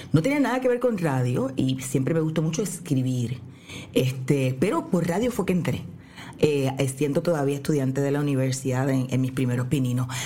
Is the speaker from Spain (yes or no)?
no; Mayagüez, Puerto Rico; yo soy de Mayagüez